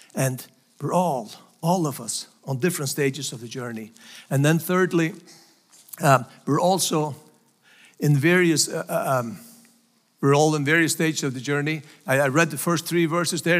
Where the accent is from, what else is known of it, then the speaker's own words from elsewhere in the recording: Faroe Islands; English is a second language; moved away as an adult; also born or lived in United States; So, so Faroes are still part of Denmark. And that's where I was born and raised